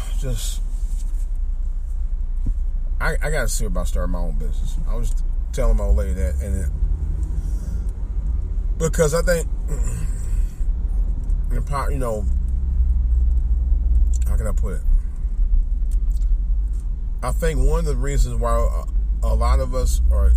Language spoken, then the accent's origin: English; Cleveland, Ohio, United States; moved away; I go back home in Cleveland